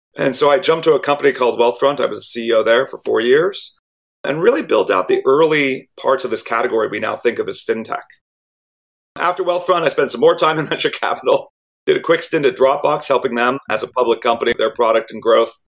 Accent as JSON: {"language": "English", "area": "Silicon Valley", "region": "California", "country": "United States", "tie": "born or raised there", "said": "I grew up in Silicon Valley, but my parents are both doctors"}